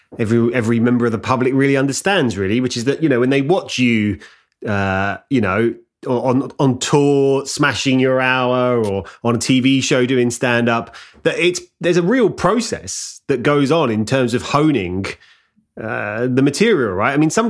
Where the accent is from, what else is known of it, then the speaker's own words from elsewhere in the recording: London, United Kingdom; now in Hertfordshire, United Kingdom; Oh, no, I'm a Hertfordshire person now. Shit, I forgot about that. I'm from London. I'm from London.